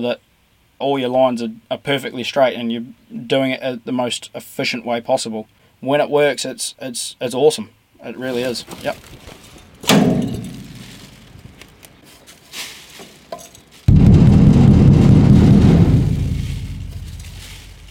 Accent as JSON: {"language": "English", "country": "New Zealand", "said": "part of agriculture in New Zealand"}